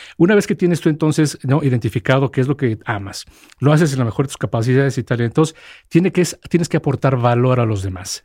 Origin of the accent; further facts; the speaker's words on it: Mexico; soy el primer mexicano que está como responsable para FedEx